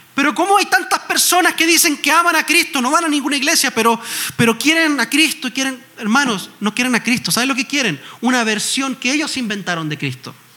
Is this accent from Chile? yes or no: yes; Chile; en Chile, en mi país.